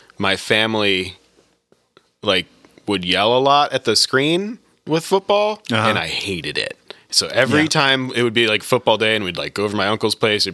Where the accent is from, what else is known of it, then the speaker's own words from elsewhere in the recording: Connecticut, United States; my family would root for because we are from Connecticut.